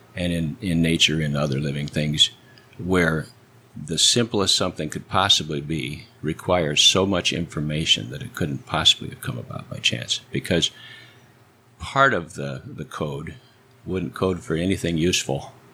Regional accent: Cedar Falls, Iowa, United States; now in Edinburg, Texas, United States; Cedar Falls, Iowa

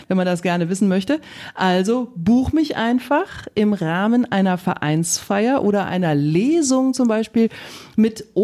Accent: Rhineland, Germany; ich komme aus dem Rheinland.

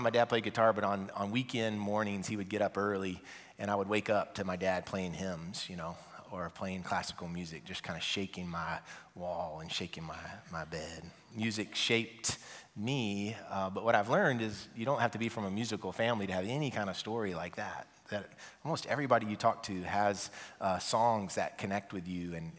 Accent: Nashville, Tennessee, United States; also born or lived in Mount Juliet; I'm from Nashville

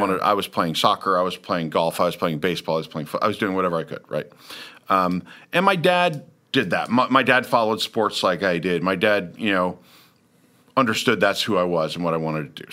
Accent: Lawrence, Kansas, United States; moved away; also born or lived in Brooksville, Florida; I was from Lawrence, Kansas, which is a college town

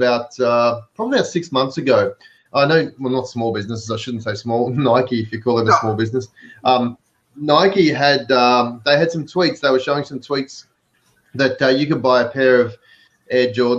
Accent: Melbourne, Victoria, Australia; accent: Aussie; now in California, United States; I've got an accent, so I'm an Aussie, but I live over here in the US, but I have my trends set to Melbourne where I'm from

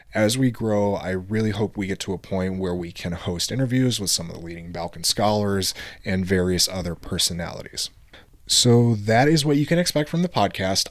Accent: Michigan, United States; also born or lived in Korçë, Albania; I was born in Korcha, Albania. My parents immigrated to the United States when I was just two years old, and Michigan has been our home since.

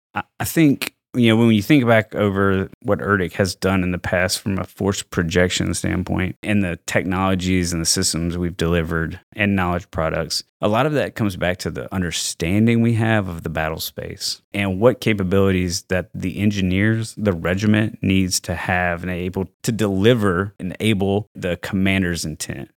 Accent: Mississippi, United States; moved away as an adult; also born or lived in Virginia; I'm from Mississippi

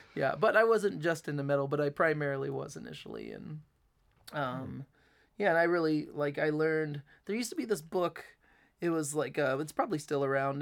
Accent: Delphos, Ohio, United States; now in Fort Wayne, United States; in Ohio, like in the town where I grew up in Delphus

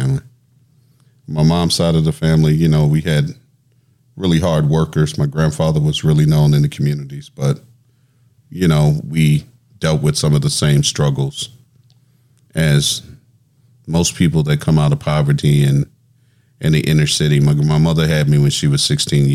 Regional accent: New Orleans, Louisiana, United States; also born or lived in Natchez, Mississippi; Originally from New Orleans. Grew up between New Orleans and Natchez, Mississippi. Went to graduated high school, actually, out of North Natchez High School

